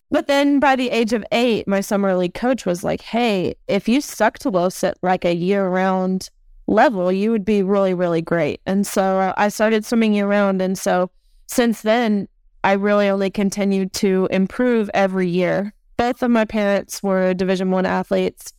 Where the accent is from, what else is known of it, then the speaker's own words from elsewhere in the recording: Nashville, Tennessee, United States; my hometown of Nashua, Tennessee